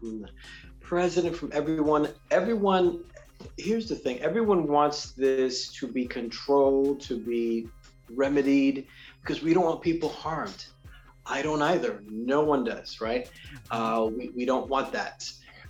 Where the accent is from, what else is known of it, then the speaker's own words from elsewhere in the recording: New York City, New York, United States; I'm originally born and raised in New York City